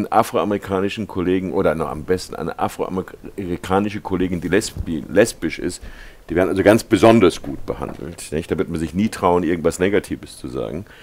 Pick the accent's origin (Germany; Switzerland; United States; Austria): United States; Und ich bin also als Amerikaner äh, begeistert und, und auf eine Weise überrascht